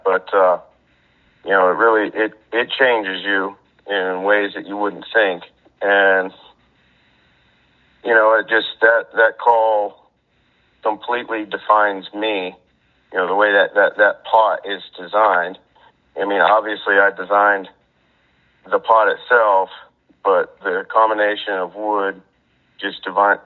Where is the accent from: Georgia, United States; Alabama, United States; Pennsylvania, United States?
Pennsylvania, United States; Brookville; the farm that I grew up on in Brookville, Pennsylvania